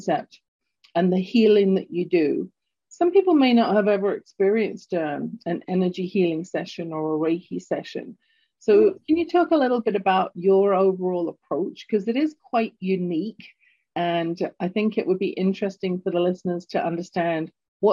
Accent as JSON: {"language": "English", "region": "London", "country": "United Kingdom", "tie": "born or raised there", "accent": "English", "moved": "as an adult", "lives_now": "Canada", "said": "growing up in London, England"}